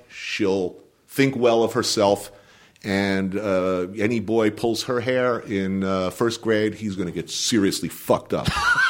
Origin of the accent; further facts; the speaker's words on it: New Jersey, United States; It's like I grew up in New Jersey, but people didn't look like that and where I came from.